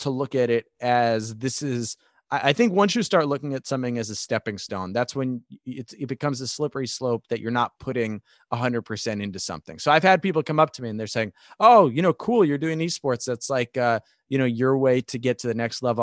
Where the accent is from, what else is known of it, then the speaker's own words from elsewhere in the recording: New York, United States; I'm a New Yorker, I'm from New York